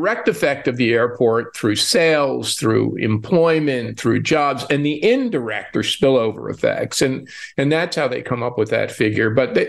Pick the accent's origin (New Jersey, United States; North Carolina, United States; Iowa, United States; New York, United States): New Jersey, United States; Newark; now in Toronto, Canada; I was doing work in Newark, New Jersey, my hometown, on the revival of Newark.